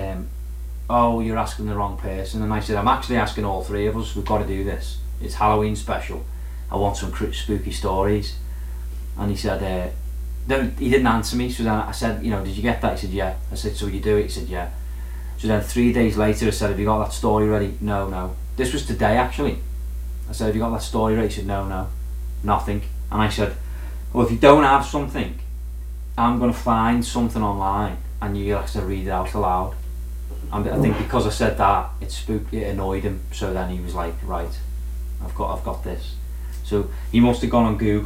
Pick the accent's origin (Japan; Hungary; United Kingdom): United Kingdom; Birkenhead, North West England; in my hometown